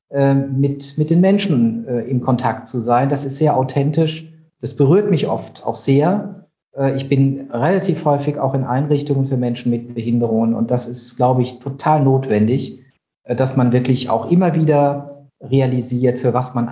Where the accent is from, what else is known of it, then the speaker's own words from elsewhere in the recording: Heidelberg, Baden-Württemberg, Germany; Ich komme eigentlich aus der Ecke Heidelberg.